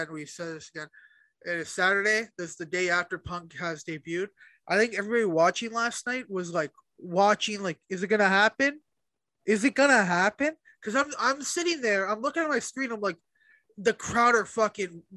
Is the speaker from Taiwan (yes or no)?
no; Canada; we're Canadian